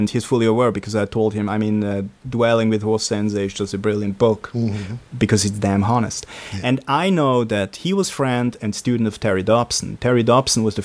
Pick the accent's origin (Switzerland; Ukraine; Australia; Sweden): Switzerland; English is a second language; I'm from Switzerland, that's like... in Europe, in the center